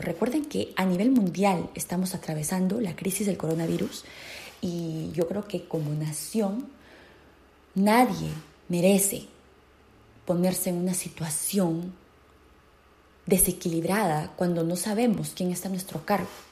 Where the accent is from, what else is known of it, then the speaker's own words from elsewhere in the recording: Peru; now in United States; en mi patria en mi país natal, Perú